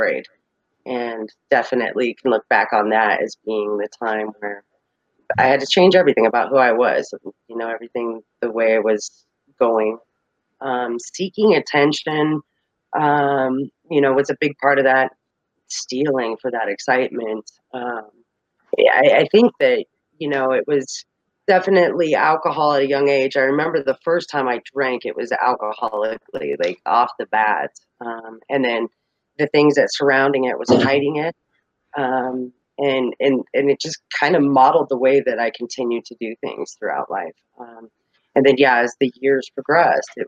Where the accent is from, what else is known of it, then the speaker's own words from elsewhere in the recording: Colorado, United States; I am from Colorado